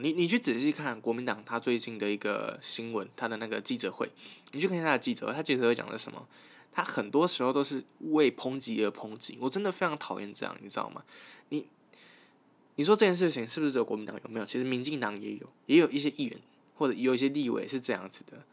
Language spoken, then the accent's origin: Chinese; Taichung, Taiwan; 我是一个来自台中的大学生